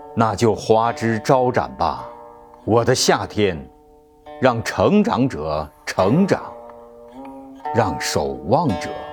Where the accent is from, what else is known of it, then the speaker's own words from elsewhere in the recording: northern China, China; 我是北方人，年少时 每年的芒种时节，也会帮着大人一起劳作